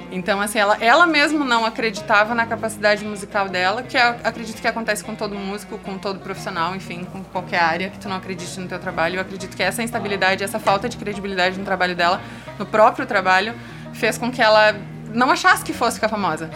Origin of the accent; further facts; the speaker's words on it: Caxias, Brazil; also born or lived in Bento Gonçalves; eu morava em Caxias, eu sou de Caxias.